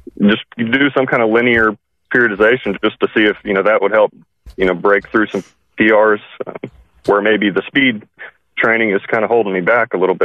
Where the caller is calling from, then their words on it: Oklahoma, United States; from Oklahoma.